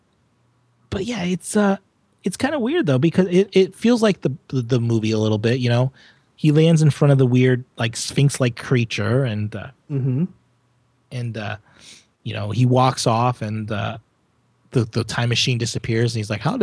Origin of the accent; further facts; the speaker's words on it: United States; I'm American